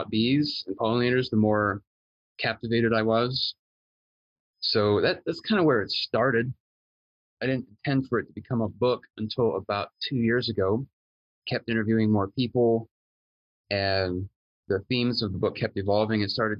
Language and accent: English; Charleston, South Carolina, United States; I was born in Charleston, South Carolina, to two pretty humble folk.